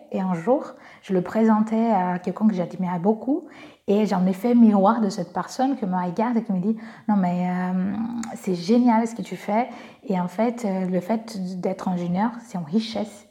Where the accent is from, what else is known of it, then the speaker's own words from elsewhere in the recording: Brazil; accent: Brazilian; French is a second language; now in France; je suis brésilienne, j'ai un petit accent